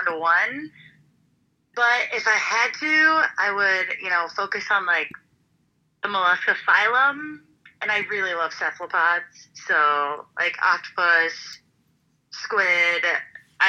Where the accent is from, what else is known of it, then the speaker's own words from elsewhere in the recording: Northwest Indiana, United States; moved away; also born or lived in Nebraska / Florida; I was born in Nebraska, and I grew up in Northwest Indiana